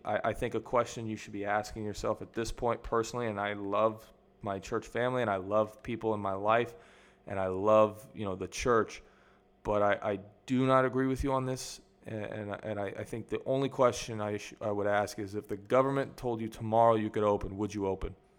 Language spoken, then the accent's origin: English; United States; moved away as an adult; now in Mexico; I grew up in America